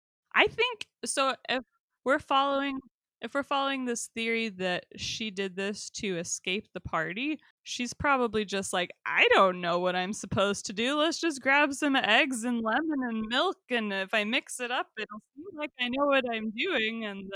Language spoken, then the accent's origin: English; New York, United States; Told him to get lost, buddy. I'm from New York.